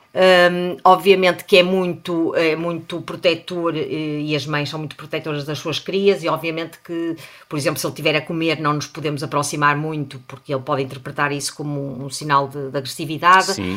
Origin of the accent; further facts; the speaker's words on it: Portugal; nós somos portugueses